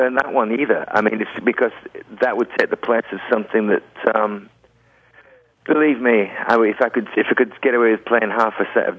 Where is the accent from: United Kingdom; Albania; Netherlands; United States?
United Kingdom; England; I'm English.